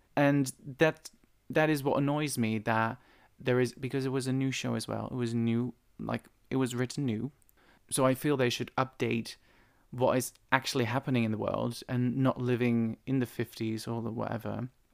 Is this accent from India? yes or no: no; Netherlands; moved away; Back in the Netherlands, I remember, it must be eight, eight, nine years ago, there was this guy in my hometown